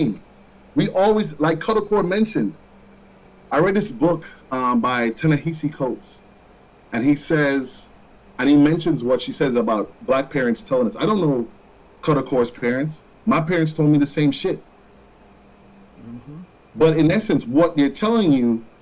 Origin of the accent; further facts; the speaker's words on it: Jamaica; first language Jamaican Patois; also born or lived in Florida; now in United States; I grew up in Jamaica